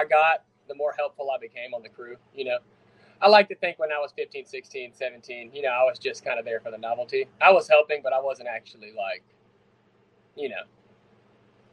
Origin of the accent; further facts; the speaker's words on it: South Carolina, United States; I'm from South Carolina, so I get to shoot guns in my backyard